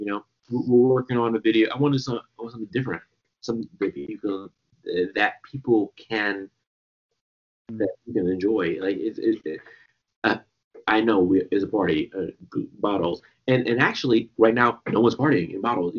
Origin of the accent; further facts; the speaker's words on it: Washington, District of Columbia, United States; also born or lived in Trinidad and Tobago (family); I'm born in Washington, D.C.